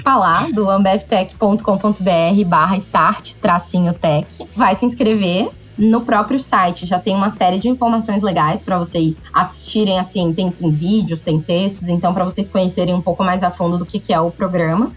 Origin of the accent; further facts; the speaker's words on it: Salvador, Bahia, Brazil; Entrei pelo programa de estágio em Salvador, que é minha cidade natal